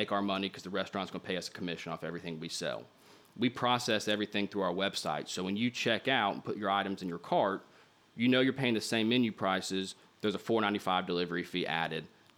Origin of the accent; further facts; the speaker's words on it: Little Rock, Arkansas, United States; also born or lived in New York City; my hometown of Little Rock